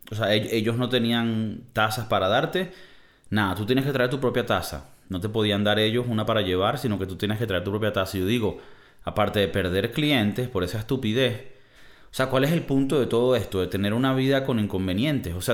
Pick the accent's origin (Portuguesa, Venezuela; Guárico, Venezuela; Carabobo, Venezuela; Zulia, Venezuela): Carabobo, Venezuela; Valencia; soy de Valencia y cerca de Valencia hay una refinería donde refinan el petróleo para convertirlo en gas, gasolina, y hubo derrame y se jodió todo.